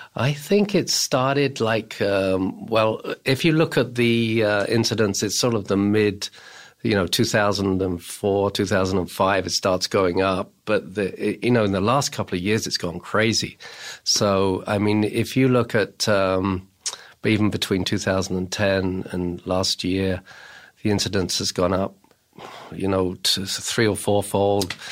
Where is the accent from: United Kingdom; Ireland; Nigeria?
United Kingdom; England; moved away as an adult; now in United States; I come from England and I started my opiate research in England.